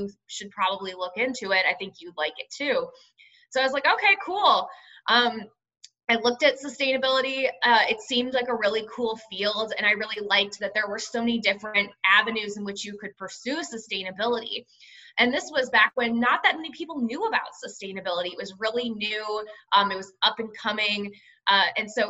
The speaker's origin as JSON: {"language": "English", "town": "Cleveland", "region": "Ohio", "country": "United States", "tie": "born or raised there", "also_born_or_lived": "Tempe, Arizona", "moved": "as an adult", "said": "I'm born and raised in Cleveland, Ohio, Midwestern town."}